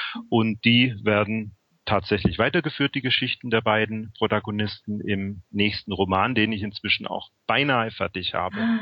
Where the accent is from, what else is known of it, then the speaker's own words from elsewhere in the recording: Memmingen, Bavaria, Germany; moved away; also born or lived in Berlin; ich bin jetzt ähm, vor zwei Monaten von Berlin nach Memmingen zurückgezogen in meine alte Heimat